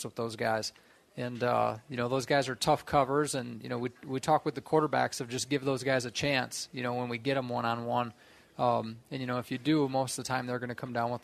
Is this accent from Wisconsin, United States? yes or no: yes; Wisconsin, United States; moved away; I'm from Wisconsin